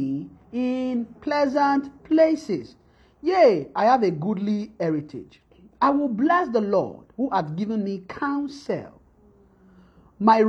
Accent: Nigeria; moved away; when we are coming from Nigeria

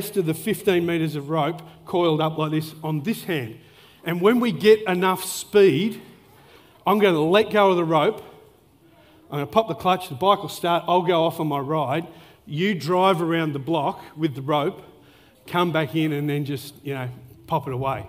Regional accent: Melbourne, Victoria, Australia; moved away; I grew up in Melbourne

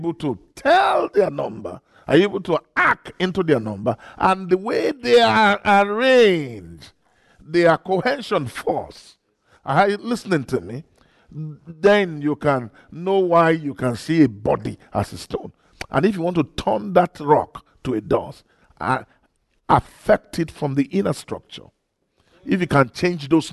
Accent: Nigeria; I'm a flesh from Nigeria

